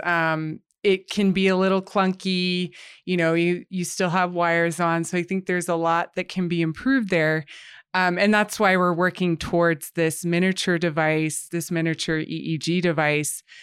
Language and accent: English; United States; moved away as an adult; now in Canada; I'm actually from the U S, but I've lived here for the past six years